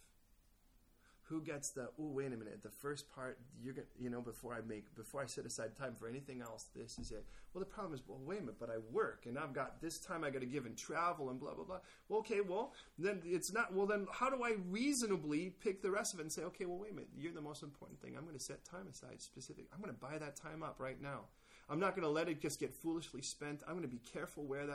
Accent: California, United States; I'm from California.

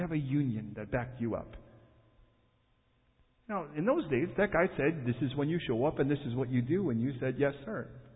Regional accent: Chicago, Illinois, United States; Born and raised in Chicago

